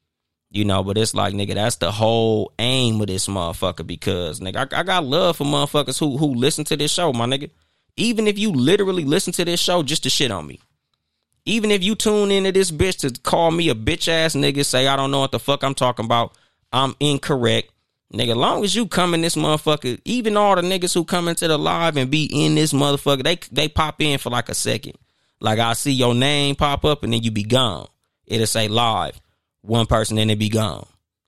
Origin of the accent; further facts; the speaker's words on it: Compton, California, United States; yeah, I'm from Compton.